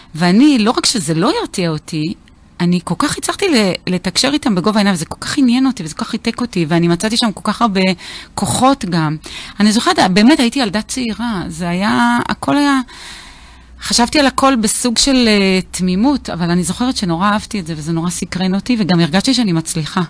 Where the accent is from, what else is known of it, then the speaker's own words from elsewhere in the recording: Beersheba, Southern District, Israel; now in Even Yehuda, Israel; אני נולדתי וגדלתי בהארדקור באר שבע